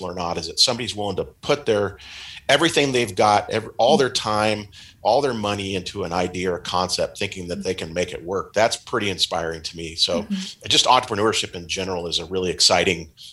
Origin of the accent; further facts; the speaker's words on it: Pacific Northwest, United States; moved away as an adult; now in Riverside, United States; I was born and raised in the Pacific Northwest and moved to Southern California in the late 80s to go to Cal Poly Pomona